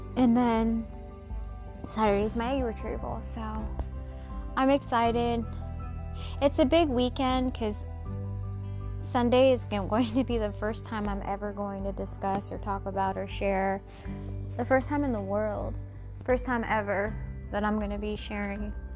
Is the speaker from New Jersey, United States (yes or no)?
no; Seattle, Washington, United States; moved away; in my hometown, Seattle, Washington, I used to work there in the 90s.